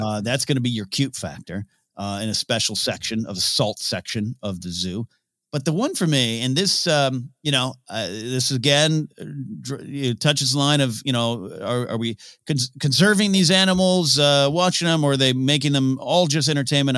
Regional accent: near San Luis Obispo, California, United States; Cal Poly San Luis Obispo, which is a, the college, uh, nearby my hometown

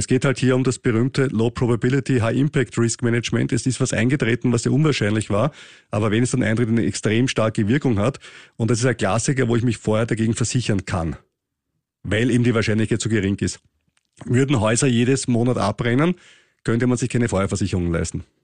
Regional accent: Austria; wir österreichischen Steuerzahler

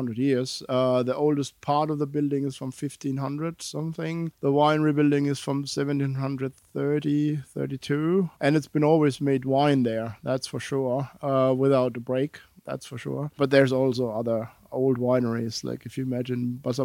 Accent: Rhineland-Palatinate, Germany; since I'm from that area, I'm born and raised in Pfalz

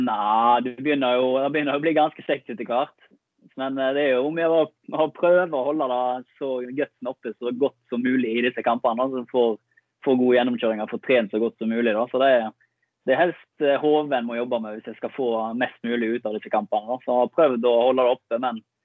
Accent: Bømlo, Vestland, Norway; also born or lived in Haugesund / Lillestrøm; now in Ålesund, Norway; Kommer fra Bømlo, en time nord for Haugesund

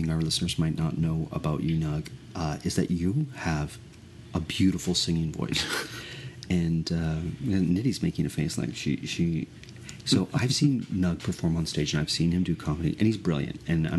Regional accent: Woodbridge, Ontario, Canada; also born or lived in North York / Mississauga; I was born in North York, but I grew up in Mississauga, and then I spent my formative years in Woodbridge, which is a town that is incorporated into the city of Vaughan.

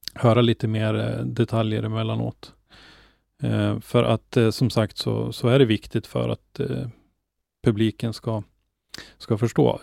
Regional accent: Norrland, Sweden; för mig som är norrlänning

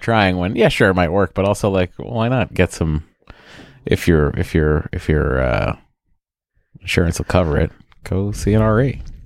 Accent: New England, United States; I'm from New England

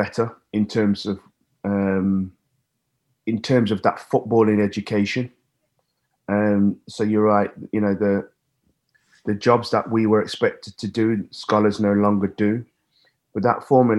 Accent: Nottingham, East Midlands, United Kingdom; my hometown city

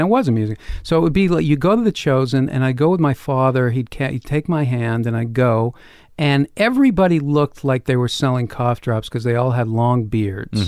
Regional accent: Boston, Massachusetts, United States; I grew up in Boston

